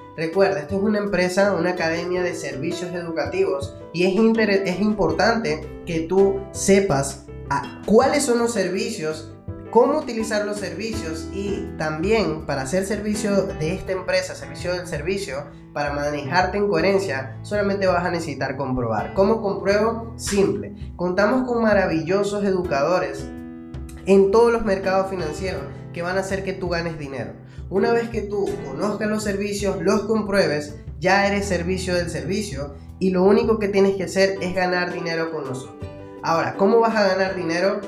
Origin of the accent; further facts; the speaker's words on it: Venezuela; now in Peru; yo soy venezolano, vivo en Perú